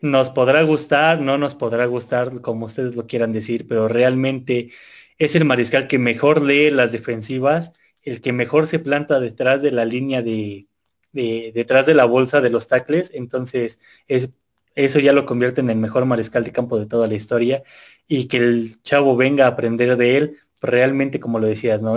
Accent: Mexico; todos los mexicanos

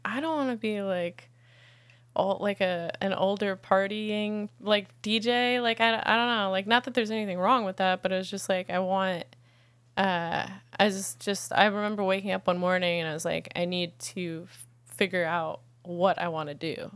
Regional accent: the Catskills, next to Woodstock, upstate New York, United States; I'm from upstate New York.

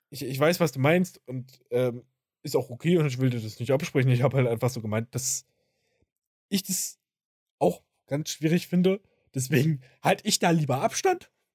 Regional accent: Germany; bei uns in Deutschland

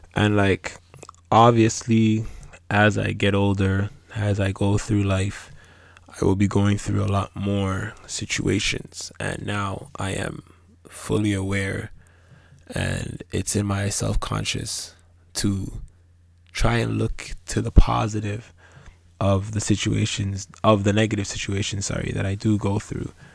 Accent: Canada; also born or lived in Ghana; my parents are from West Africa. It's very different the way that they were raised in regards to how they raised us here in Canada

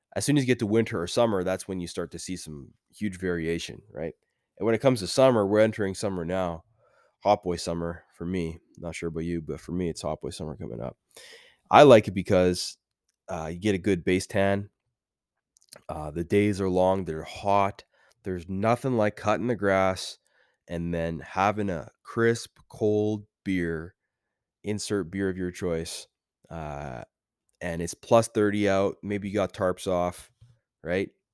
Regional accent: Canada; As a Canadian boy

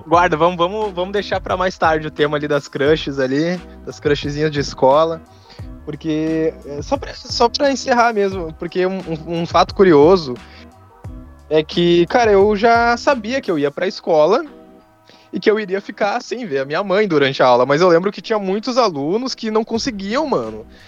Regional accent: Rio Grande do Sul, Brazil; eu sou do Rio Grande do Sul

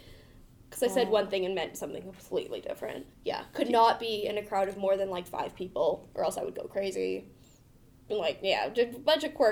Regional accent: California, United States; now in Montana, United States; I'm from California.

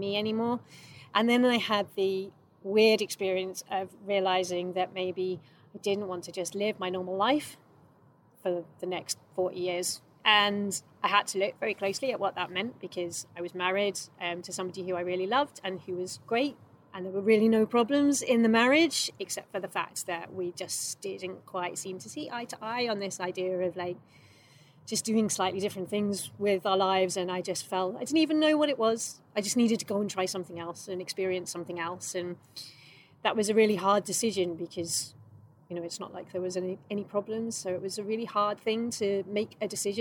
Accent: London, United Kingdom; moved away; I'm from London, basically from London

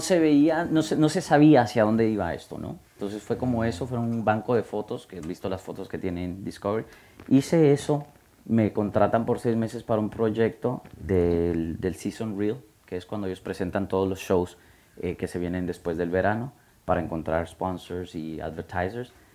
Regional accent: Guatemala; moved away as an adult; also born or lived in United States; soy de Guatemala, y fui a high school en, en, Guatemala

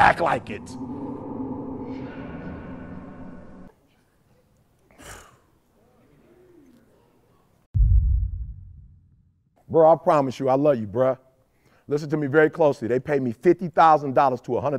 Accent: Detroit, Michigan, United States; I'm from Detroit, 8 Mile

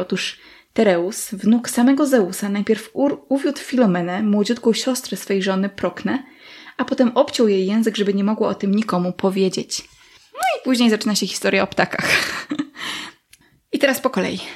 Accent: Podlaskie Voivodeship, Poland; w moich stronach

